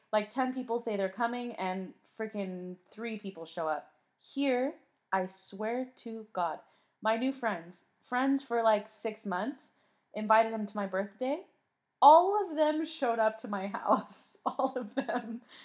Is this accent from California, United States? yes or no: yes; San Diego, California, United States; moved away as an adult; now in Madrid, Spain; I am a San Diego girl, okay? I came from San Diego